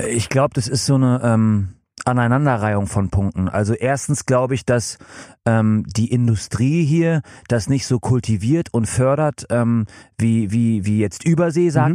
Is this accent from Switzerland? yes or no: no; England, United Kingdom; now in Germany; in meiner Heimat in England